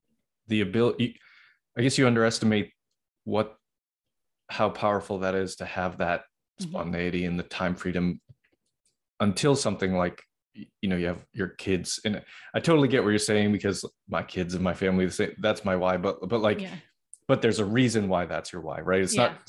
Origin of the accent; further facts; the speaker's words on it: Boston, Massachusetts, United States; I'm originally from Boston.